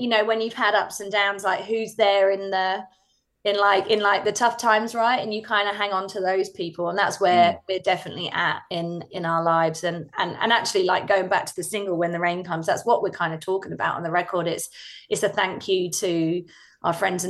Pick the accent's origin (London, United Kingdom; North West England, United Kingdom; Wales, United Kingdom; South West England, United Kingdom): London, United Kingdom; we grew up in London